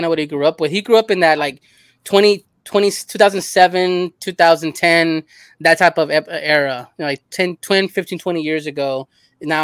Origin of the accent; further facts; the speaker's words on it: Los Angeles, California, United States; I grew up in L.A. in South Central in a similar neighborhood